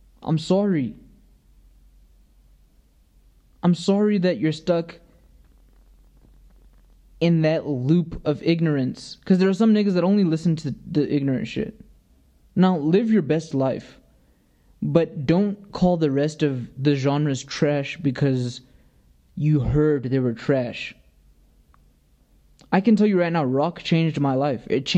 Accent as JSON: {"language": "English", "region": "the South", "country": "United States", "tie": "born or raised there", "said": "I was born in America"}